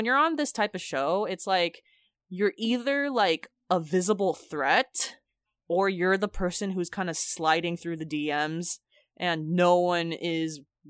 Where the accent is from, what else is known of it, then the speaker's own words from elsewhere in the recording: Philippines; since we're Filipino, it's just like that's the sort of thing you do.